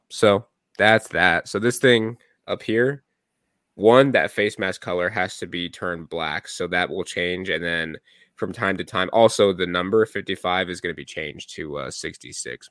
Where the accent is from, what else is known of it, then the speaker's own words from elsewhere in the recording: Gilbert, Arizona, United States; also born or lived in Ahwatukee; I grew up in Gilbert